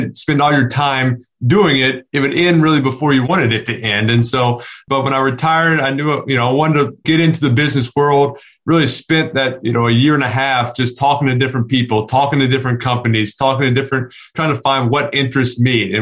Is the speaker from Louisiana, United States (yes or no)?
yes; New Orleans, Louisiana, United States; We grew up in Louisiana